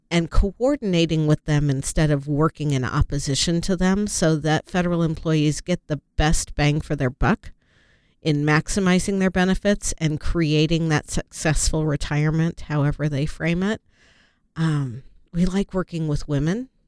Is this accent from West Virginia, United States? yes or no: no; Chicago, Illinois, United States; born there; Well, I was born in Chicago.